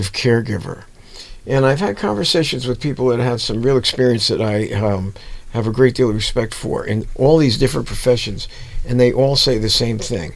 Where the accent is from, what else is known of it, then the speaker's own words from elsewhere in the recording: New Jersey, United States; I was one of those tough type of guys growing up in New Jersey